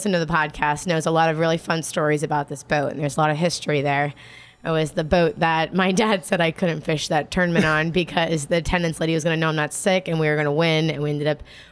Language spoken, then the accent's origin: English; Islamorada, Florida, United States; the four of us here, we grew up in Isle of Maratha, Florida